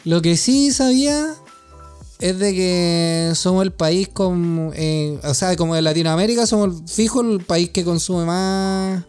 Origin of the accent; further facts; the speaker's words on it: Santiago, Santiago Metropolitan, Chile; como santiaguino